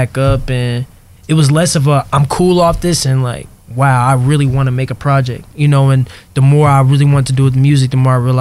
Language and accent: English; St. Louis, Missouri, United States; now in Los Angeles, United States; I'm from St. Louis, Missouri. I live in LA.